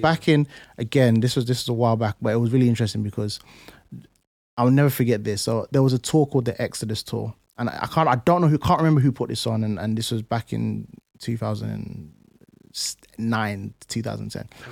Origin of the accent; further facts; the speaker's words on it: London, United Kingdom; moved away; also born or lived in Plaistow / Essex; I grew up in Canning Town